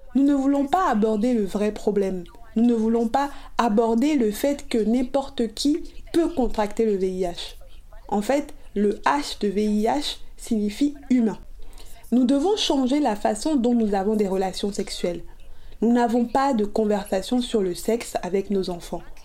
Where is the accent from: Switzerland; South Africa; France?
South Africa; Je suis originaire d'Afrique du Sud